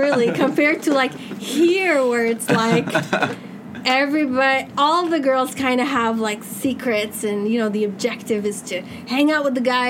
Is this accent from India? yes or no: no; Ottawa, Ontario, Canada; now in Dubai, United Arab Emirates; I grew up in Ottawa.